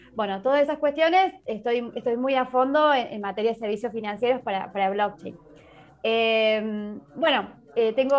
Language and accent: Spanish; Argentina; moved away as an adult; now in Málaga, Spain; soy argentina, bueno, vivo en Málaga hace más de un año ya acá